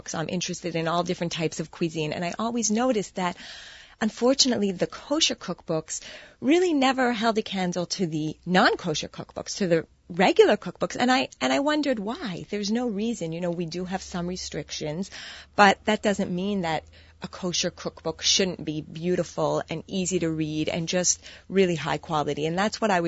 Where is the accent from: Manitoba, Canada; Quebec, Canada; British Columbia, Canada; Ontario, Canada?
Quebec, Canada; Montreal; moved away as an adult; now in New York, United States; I was born and raised in Montreal, and I moved to New York.